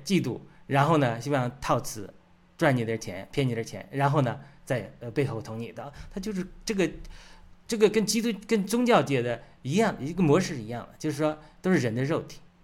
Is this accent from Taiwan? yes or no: no; China; 我们中国人